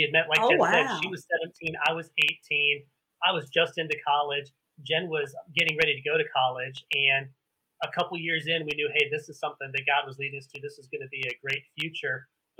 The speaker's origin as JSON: {"language": "English", "country": "Germany", "tie": "born or raised there", "said": "And I'm an Army brat. I grew up in the military. I grew up actually mostly in Germany."}